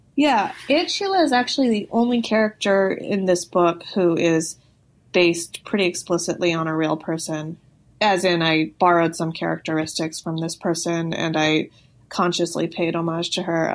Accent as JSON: {"language": "English", "town": "Los Angeles", "region": "California", "country": "United States", "tie": "born or raised there", "said": "I grew up"}